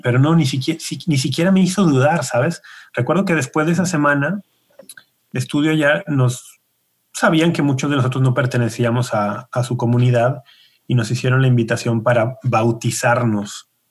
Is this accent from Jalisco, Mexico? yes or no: yes; Guadalajara, Jalisco, Mexico; Yo nací y ah. me crié y vivo todavía en Guadalajara.